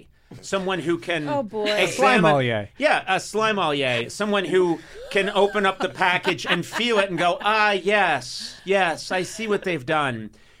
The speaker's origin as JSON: {"language": "English", "town": "Boston", "region": "Massachusetts", "country": "United States", "tie": "born or raised there", "moved": "yes", "said": "I grew up in Boston."}